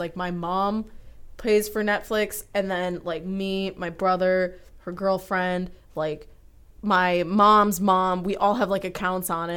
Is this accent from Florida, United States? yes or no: no; Troy, Michigan, United States; I am from, uh, Troy, Michigan, about ten minutes, sorry, twenty minutes outside of Detroit